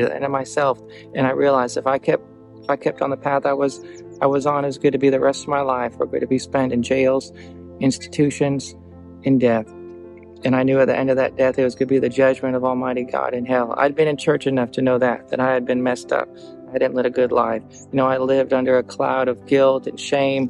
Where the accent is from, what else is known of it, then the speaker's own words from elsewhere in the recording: Eastern North Carolina, United States; I grew up in Eastern North Carolina